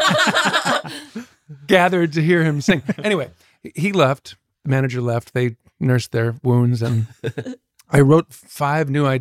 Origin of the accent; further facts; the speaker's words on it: Minneapolis, Minnesota, United States; we're from Minneapolis, so we're like super like chill and polite